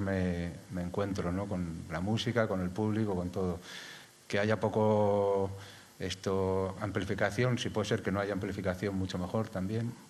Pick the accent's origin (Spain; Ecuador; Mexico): Spain; Madrid, Community of Madrid; now in Galapagar, Spain; no soy madrileño, ahora soy de Galapagar.